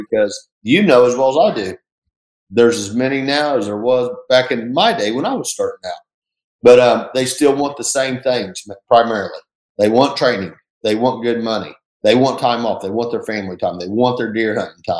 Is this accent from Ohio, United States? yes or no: no; Enid, Oklahoma, United States; moved away as an adult; now in Tulsa, United States; I'm from Enid, Oklahoma